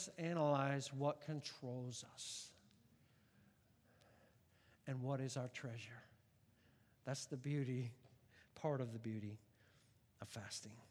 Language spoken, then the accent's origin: English; United States; I'm an American